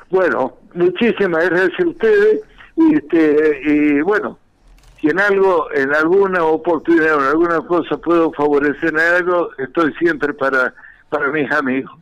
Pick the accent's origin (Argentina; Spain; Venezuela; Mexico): Argentina; San Carlos Centro, Santa Fe; moved away as an adult; also born or lived in La Falda, Córdoba / Córdoba; now in Villa Carlos Paz, Argentina; era yo representante de Caramelos Leritier, que son de mi pueblo, de San Carlos Centro, Santa Fe